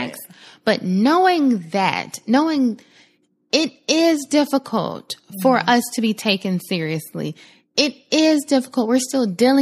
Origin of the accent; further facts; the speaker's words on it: the South, United States; I'm from the South